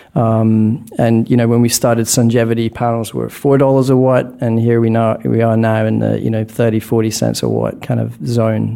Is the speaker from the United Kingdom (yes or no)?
yes; Scotland, United Kingdom; moved away; born in Scotland, which I think, if it's not the least sunny country on planet Earth, it's certainly a candidate